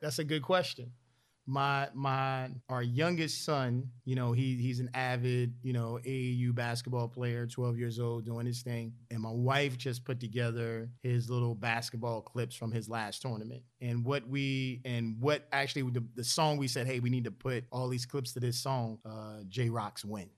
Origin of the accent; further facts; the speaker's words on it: Philadelphia, Pennsylvania, United States; growing up in Philadelphia